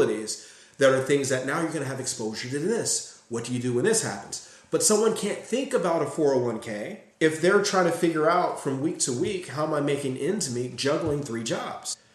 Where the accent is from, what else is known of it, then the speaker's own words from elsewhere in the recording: Gary, Indiana, United States; growing up in Gary